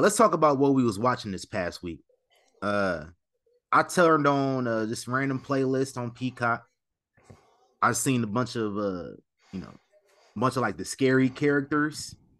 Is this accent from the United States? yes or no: yes; Omaha, Nebraska, United States; now in Las Vegas, United States; My hometown ain't had a pay-per-view in over 15 years.